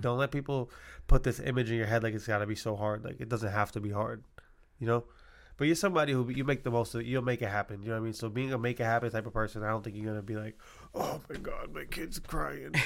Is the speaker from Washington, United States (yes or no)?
no; Massachusetts, United States; I'm from Mass